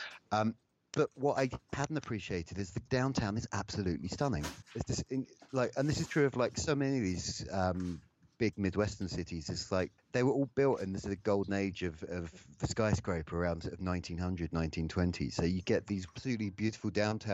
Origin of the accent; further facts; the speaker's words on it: England, United Kingdom; we're English